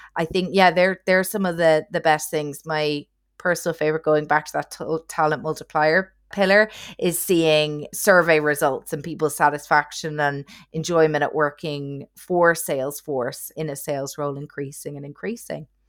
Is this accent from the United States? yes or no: no; Ireland; accent: Irish; also born or lived in near London, United Kingdom / Asia; now in London, United Kingdom; I'm originally Irish, as you can hopefully tell from the accent